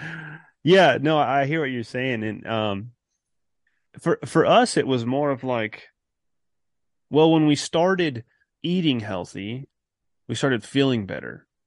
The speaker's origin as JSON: {"language": "English", "region": "California", "country": "United States", "moved": "as an adult", "said": "I'm originally from California"}